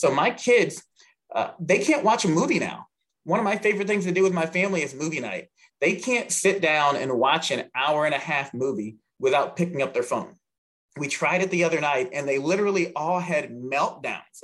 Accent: Southern Maryland, United States; now in Indiana, United States; growing up in rural Southern Maryland

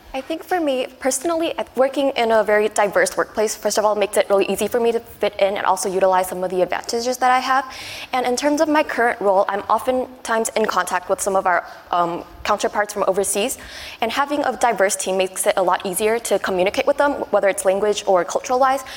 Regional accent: Taiwan; also born or lived in United States / Hong Kong; now in Japan; I'm originally from Taiwan, and I've spent a few years in the U.S. and both Hong Kong.

